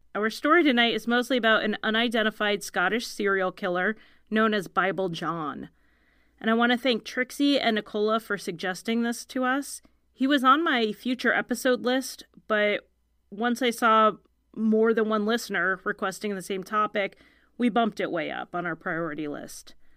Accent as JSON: {"language": "English", "country": "United States", "said": "the American lady who can't talk right"}